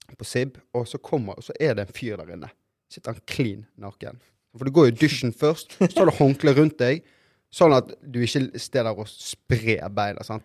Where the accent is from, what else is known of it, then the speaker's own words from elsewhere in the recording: Norway; also born or lived in Brazil (ancestry); her hjemme i Norge